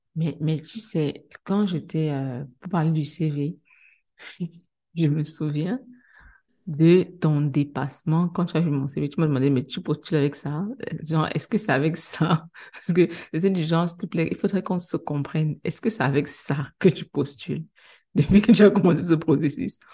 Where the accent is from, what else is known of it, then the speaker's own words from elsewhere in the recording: Cameroon; now in Senegal; je suis une Camerounaise, je suis arrivée au Sénégal